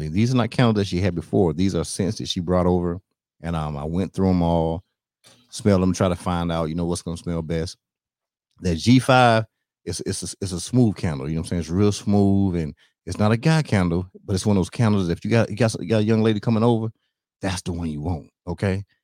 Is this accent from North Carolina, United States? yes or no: yes; North Carolina, United States; I'm from North Carolina